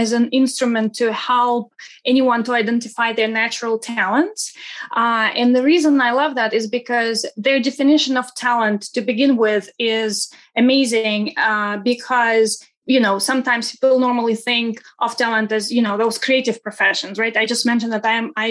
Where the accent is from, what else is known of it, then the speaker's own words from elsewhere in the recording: Saint Petersburg, Russia; English is a second language; now in United States; I wasn't born in the States. I am originally from Russia, from St. Petersburg, Russia.